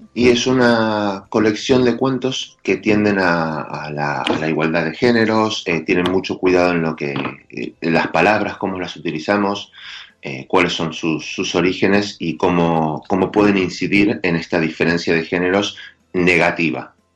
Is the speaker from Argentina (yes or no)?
yes; Argentina; accent: Argentine; Los argentinos descendemos de los barcos